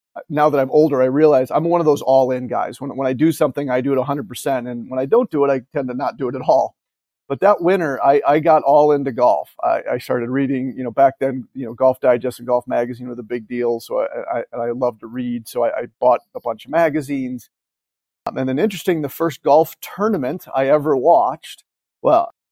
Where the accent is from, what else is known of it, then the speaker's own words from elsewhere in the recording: Chesterton, Indiana, United States; where I grew up in Chesterton